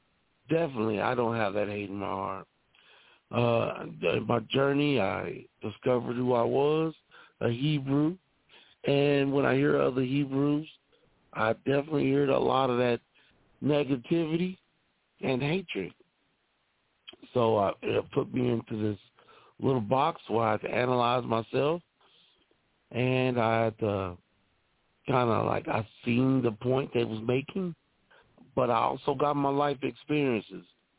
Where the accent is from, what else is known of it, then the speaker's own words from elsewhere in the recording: Texas, United States; growing up in the South and in Texas